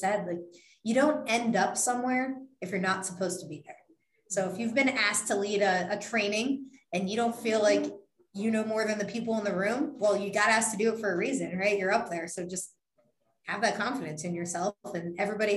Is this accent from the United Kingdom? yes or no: no; Youngstown, Ohio, United States; moved away; also born or lived in Columbus, Ohio / Minnesota; I'm from Northeast Ohio. I'm from about an hour and a half away from Cleveland. I'm from Youngstown